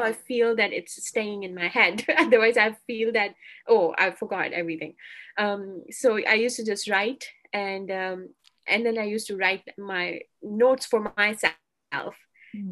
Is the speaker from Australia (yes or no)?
no; Pakistan; moved away as an adult; now in Alberta, Canada; I'm from Pakistan, so Pakistan uh, it's also quite hot in summer